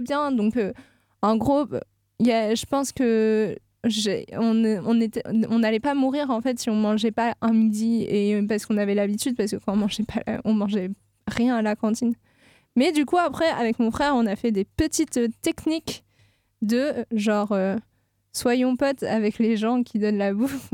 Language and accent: French; south of France, France; now in Nantes, France; Je ne viens pas de l'Ouest du tout. Je viens du sud de la France